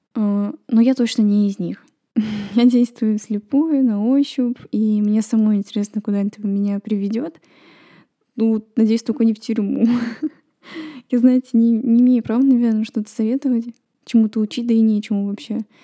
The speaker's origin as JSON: {"language": "Russian", "country": "Estonia", "said": "В нашей стране все усложняется тем, что надо знать эстонский"}